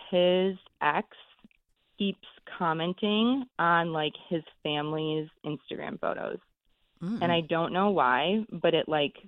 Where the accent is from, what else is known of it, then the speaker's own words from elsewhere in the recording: Michigan, United States; moved away as an adult; now in Chicago, United States; I'm from Michigan.